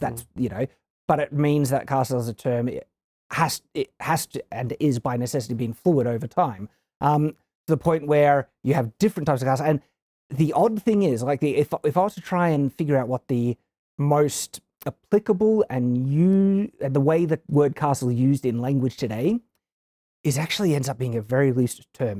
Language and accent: English; Australia; I come from Australia